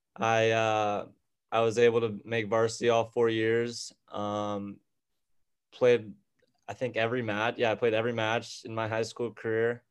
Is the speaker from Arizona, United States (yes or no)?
yes; Tucson, Arizona, United States; moved away as an adult; now in Scottsdale, United States; originally I'm from Tucson, Arizona. Um, right now I'm living up in Scottsdale